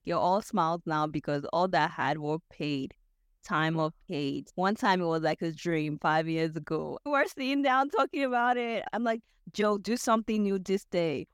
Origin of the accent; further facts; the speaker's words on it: Nigeria; moved away as an adult; now in United States; I'm a Nigerian